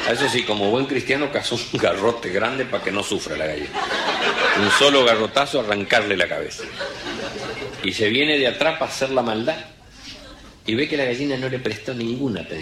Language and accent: Spanish; Villa Ángela, Chaco, Argentina; Mi pueblo, Villángela, Chaco, que es la tercera ciudad del Chaco, no es ningún pueblo, es una ciudad. Cumplimos 75 años el otro día en mayo. Estamos a 210 kilómetros del río más cerca.